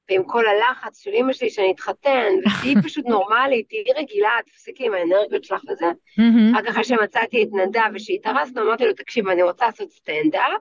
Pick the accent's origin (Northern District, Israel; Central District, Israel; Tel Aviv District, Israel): Tel Aviv District, Israel; Tel Aviv; אני דתייה, כן. גדלתי mm-hmm. כזה בתל אביב, תיכון דתי, כיתות רק של בנות, בני עקיבא